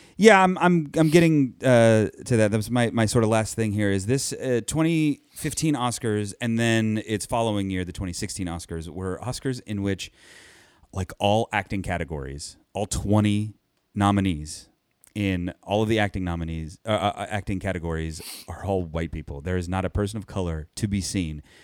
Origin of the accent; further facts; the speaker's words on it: Anaheim, California, United States; I'm from Anaheim. It's my Anaheim team